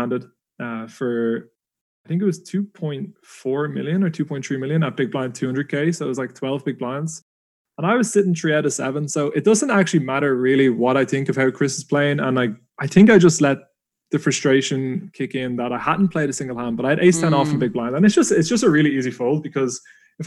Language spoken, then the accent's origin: English; Dublin, Leinster, Ireland; being an Irish lad, Dublin born, it was on my home turf